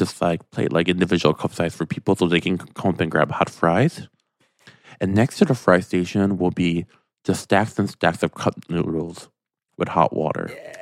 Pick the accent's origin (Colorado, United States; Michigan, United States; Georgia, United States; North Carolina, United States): Michigan, United States; moved away; I'm from Michigan.